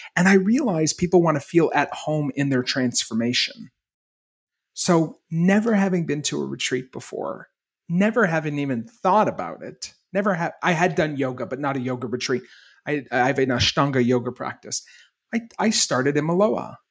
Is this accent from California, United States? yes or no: no; Maine, United States; I grew up in Maine